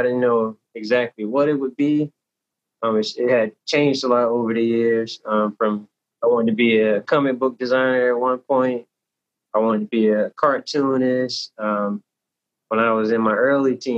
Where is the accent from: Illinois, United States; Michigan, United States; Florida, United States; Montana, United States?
Florida, United States; Tallahassee; also born or lived in Newark, New Jersey; now in Jacksonville, United States; I was born in Newark, New Jersey. I was raised in Tallahassee, Florida. And now I'm living and working in Jacksonville, Florida